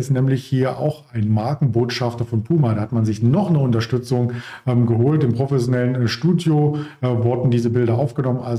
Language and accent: German; Potsdam, Brandenburg, Germany; ich zum Beispiel kannte es ähm, nicht als Potsdamer, als Berliner.